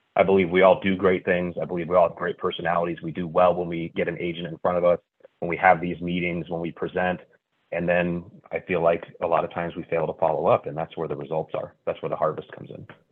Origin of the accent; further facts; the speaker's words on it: Northern California, United States; moved away as an adult; also born or lived in St. Louis, Missouri; a move from St. Louis, Missouri, back to the place that I grew up in Northern California